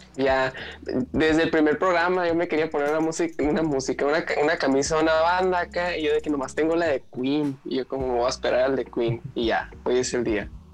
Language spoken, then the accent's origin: Spanish; Mexicali, Baja California, Mexico; now in Hermosillo, Mexico; yo crecí en Mexicali